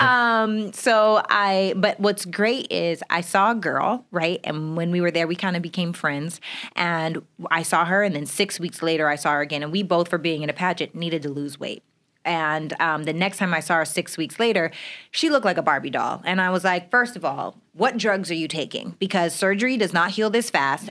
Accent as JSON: {"language": "English", "town": "Regina", "region": "Saskatchewan", "country": "Canada", "said": "I'm from Regina, Saskatchewan, Canada"}